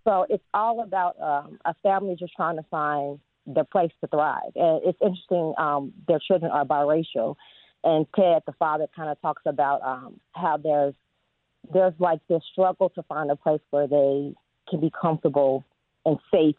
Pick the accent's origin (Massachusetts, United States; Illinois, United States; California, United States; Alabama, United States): Illinois, United States; Chicago; also born or lived in Champaign, Illinois; I am a born Southsider. I grew up in the Inglewood neighborhood